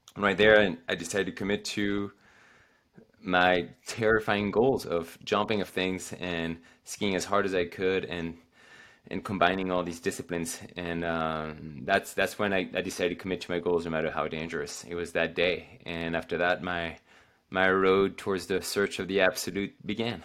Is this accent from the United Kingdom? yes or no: no; France; now in Oregon, United States; I go back home in the Alps